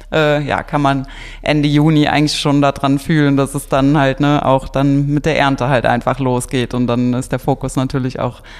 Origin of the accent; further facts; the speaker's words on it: Rhineland-Palatinate, Germany; bei uns in Rheinland-Pfalz